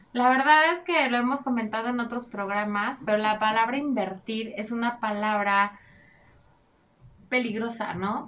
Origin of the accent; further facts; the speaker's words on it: Mexico; nosotros somos muy afectos eh, como cultura mexicana